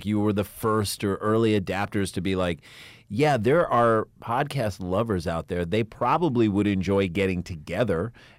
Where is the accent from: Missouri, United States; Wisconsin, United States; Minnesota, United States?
Missouri, United States; St. Louis; No, we grew up in St. Louis where everyone was poor, but we all got our own rooms.